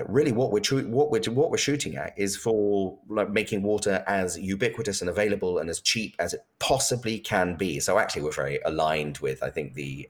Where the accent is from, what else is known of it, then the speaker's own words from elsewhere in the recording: United Kingdom; I'm British